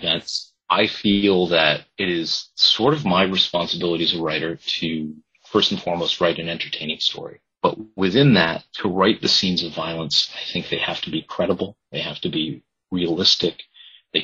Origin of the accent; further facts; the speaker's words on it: Boston, Massachusetts, United States; also born or lived in Nantucket Island; I was born in Boston